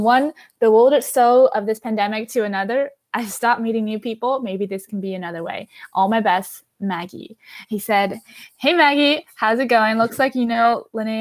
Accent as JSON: {"language": "English", "region": "Shanghai", "country": "China", "also_born_or_lived": "Syracuse, New York", "moved": "yes", "said": "I'm originally from Shanghai"}